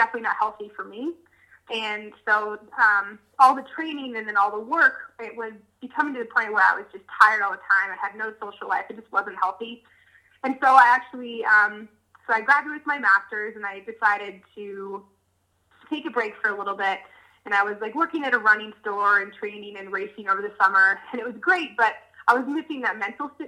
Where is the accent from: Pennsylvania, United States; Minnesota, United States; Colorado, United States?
Colorado, United States; I grew up in Colorado, grew up camping, and loved the mountains.